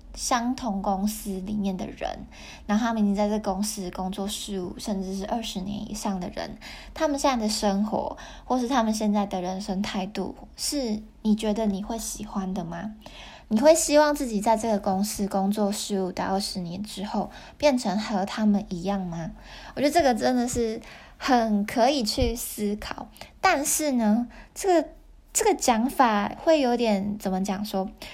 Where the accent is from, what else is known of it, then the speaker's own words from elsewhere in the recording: Taiwan; moved away as an adult; now in Japan; 我是在日本工作的台湾人